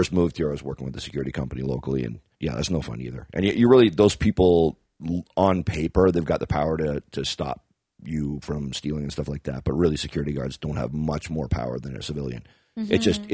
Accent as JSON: {"language": "English", "town": "Kitchener", "region": "Ontario", "country": "Canada", "said": "I am from Kitchener, Ontario"}